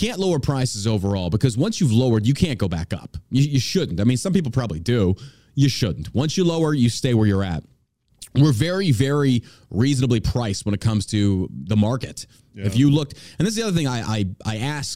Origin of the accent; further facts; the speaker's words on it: Texas, United States; I come from Texas